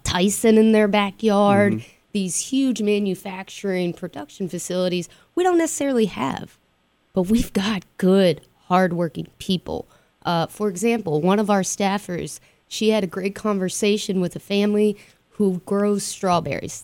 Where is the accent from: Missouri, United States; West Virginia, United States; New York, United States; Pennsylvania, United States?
West Virginia, United States; being in West Virginia and being Appalachian is that resiliency